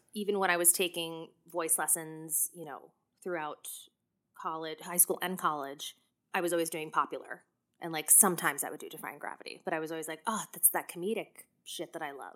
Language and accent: English; Clinton, New Jersey, United States; I'm from Clinton, or as I like to say, Clinton